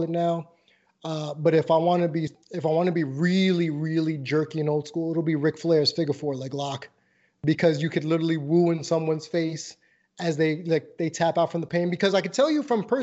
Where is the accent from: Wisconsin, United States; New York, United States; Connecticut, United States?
New York, United States; moved away; I'm from New York originally and I have that New Yorker's mindset